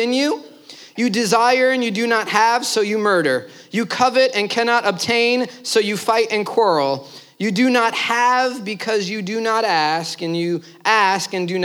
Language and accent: English; New York City, New York, United States; I'm from Brooklyn